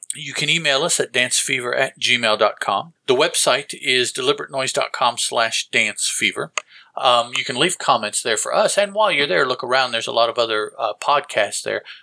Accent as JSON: {"language": "English", "region": "the South", "country": "United States", "said": "us down here in the South"}